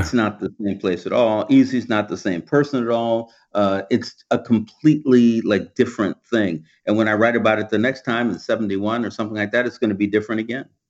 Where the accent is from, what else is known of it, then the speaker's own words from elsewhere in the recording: Los Angeles, California, United States; moved away as an adult; also born or lived in Vermont / East Coast; I was born here in Los Angeles and I went to, um, you know, a elementary school, a private, uh, like a, a Baptist elementary school in, in South Central. And then I, I moved over toward Western L A and went to junior, public junior high school and high school.